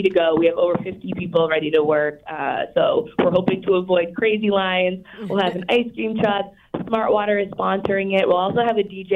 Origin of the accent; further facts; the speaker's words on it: Easton, Massachusetts, United States; my hometown, Easton, Massachusetts, where my warehouse and fulfillment center is